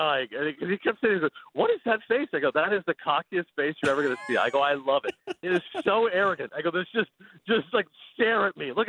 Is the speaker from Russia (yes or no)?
no; Canada; American wife, American kids, like I'm the only Canadian in the family